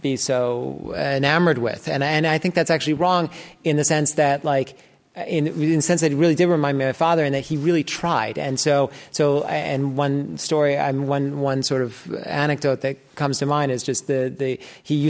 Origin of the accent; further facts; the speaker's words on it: New York City, New York, United States; also born or lived in Great Barrington, Massachusetts; I grew up in New York City